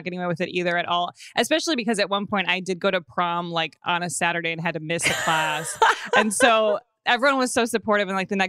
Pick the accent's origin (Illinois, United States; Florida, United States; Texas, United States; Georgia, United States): Illinois, United States; Evanston; Yeah, I grew up in Evanston, right outside of Chicago.